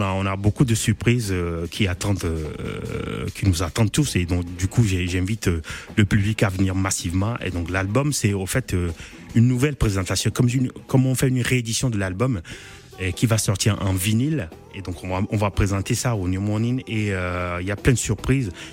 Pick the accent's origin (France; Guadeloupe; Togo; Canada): Togo; moved away as an adult; quand je suis parti de Togo il y a bientôt une, 20 ans.